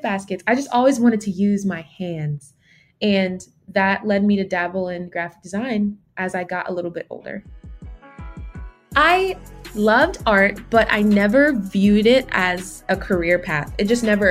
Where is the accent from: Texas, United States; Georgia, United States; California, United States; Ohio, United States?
Georgia, United States; also born or lived in Brooklyn, New York / Jamaica (parents); So I was born in Brooklyn and raised kind of in New York, but moved to Georgia at a young age, maybe around third grade